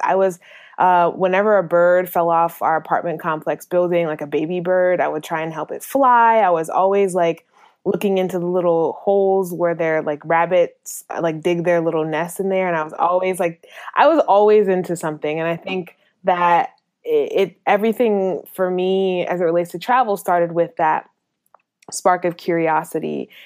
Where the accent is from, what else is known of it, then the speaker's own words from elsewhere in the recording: Minnesota, United States; moved away; also born or lived in North Carolina; I grew up in Minnesota, which didn't have a very large, uh, population of people